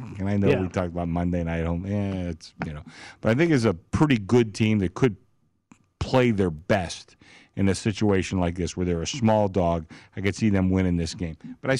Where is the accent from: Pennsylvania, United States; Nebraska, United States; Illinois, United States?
Pennsylvania, United States; Pittsburgh; growing up in Pittsburgh